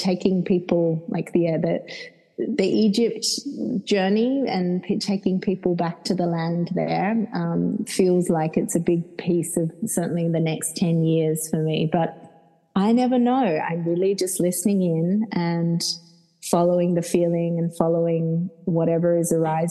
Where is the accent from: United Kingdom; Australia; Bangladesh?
Australia; Perth, Western Australia; accent: Australian; now in Ibiza, Spain; you'll hear I'm very Australian. I'm from Perth